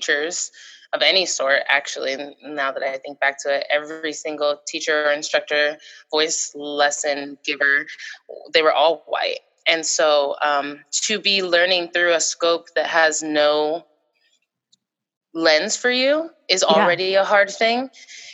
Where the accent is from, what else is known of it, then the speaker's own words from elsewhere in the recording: Seattle, Washington, United States; myself, I'm from Seattle, Washington.